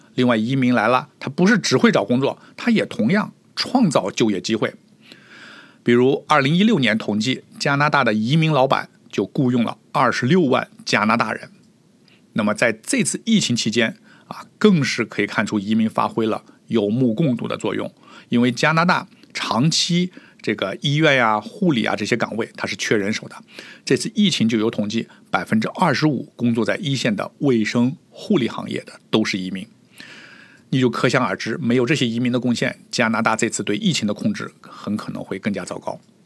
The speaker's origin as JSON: {"language": "Chinese", "country": "China", "moved": "yes", "lives_now": "Toronto, Canada", "said": "我们中国人"}